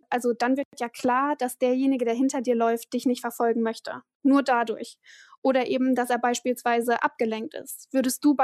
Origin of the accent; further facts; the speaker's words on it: East Frisia, Lower Saxony, Germany; moved away; ich bin Ostfriesin.